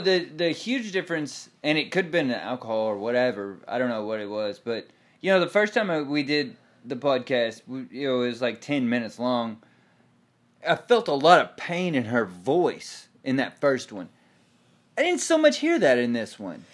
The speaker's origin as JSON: {"language": "English", "region": "Texas", "country": "United States", "moved": "yes", "lives_now": "Tulsa, United States", "said": "I live in Tulsa. I am still a Cowboy fan because I am from Texas"}